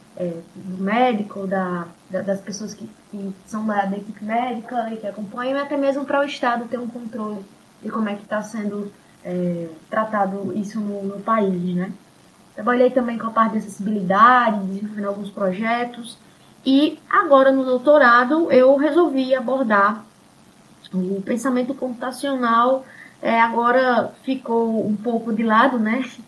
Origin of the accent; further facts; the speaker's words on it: Seridó, Rio Grande do Norte, Brazil; essa outra característica do, nosso seridó